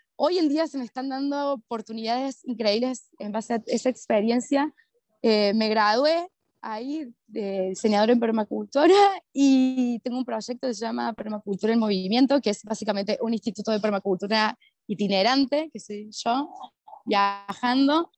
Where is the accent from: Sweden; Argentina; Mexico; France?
Argentina; Córdoba; moved away as an adult; also born or lived in Lima, Peru; soy de Córdoba, Argentina, ¿verdad? Como que siempre he vivido en comunidad, que fue nuestra comunidad judía de la colectividad de Córdoba